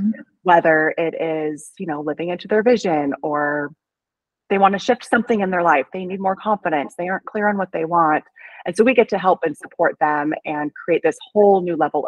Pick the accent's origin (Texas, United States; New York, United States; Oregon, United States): Oregon, United States; now in Portland, United States; I'm from Oregon. I'm from a small town, and I came to Portland for nursing school